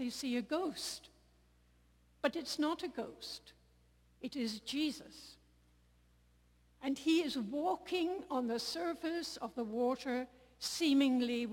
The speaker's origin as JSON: {"language": "English", "country": "Ireland", "said": "I come from Ireland"}